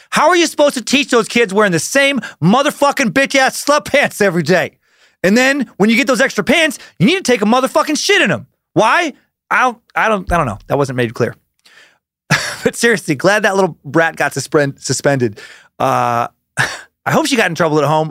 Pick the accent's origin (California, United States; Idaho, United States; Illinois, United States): Idaho, United States; an area of Idaho near where I grew up